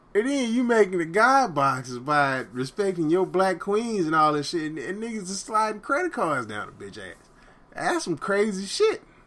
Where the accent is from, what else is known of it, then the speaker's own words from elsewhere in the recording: the South, United States; I grew up in the South